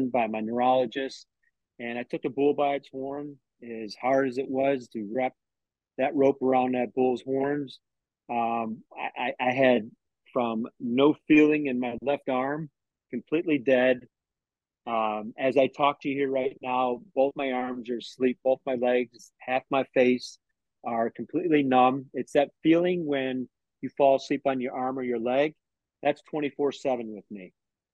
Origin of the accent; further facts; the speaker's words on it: Tampa, Florida, United States; I'm from Tampa, Florida.